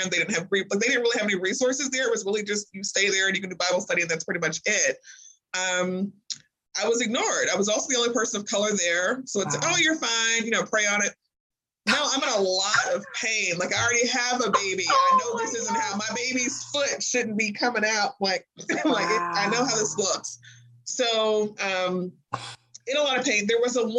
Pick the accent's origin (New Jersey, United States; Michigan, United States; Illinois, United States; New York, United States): Illinois, United States; Springfield; moved away as an adult; now in Kentucky, United States; I'm not originally from Kentucky. I'm from Springfield, Illinois